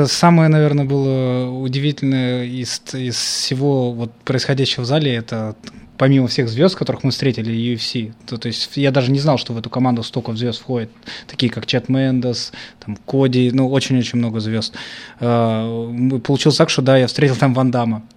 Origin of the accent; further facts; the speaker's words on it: Volgograd, Volgograd Oblast, Russia; я вырос не в Америке, я вырос в Красноармейском, еще из-за канали. Это город Волгоград, Красноармейский район.